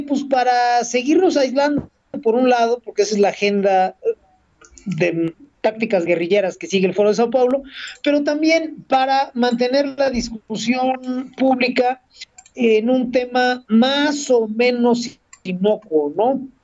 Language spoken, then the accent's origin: Spanish; Mexico